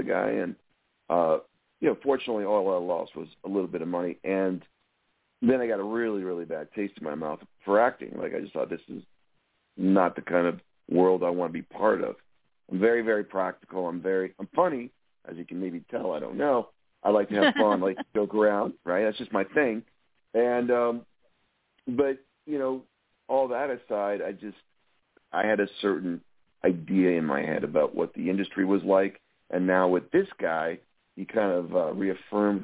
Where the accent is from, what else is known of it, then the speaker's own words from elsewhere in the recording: Windsor, Ontario, Canada; moved away; I'm from Southern Ontario, Windsor, which is right across from Detroit